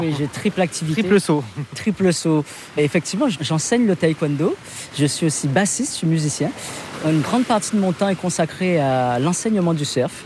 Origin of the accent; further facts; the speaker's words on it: Guadeloupe; je suis natif de Guadeloupe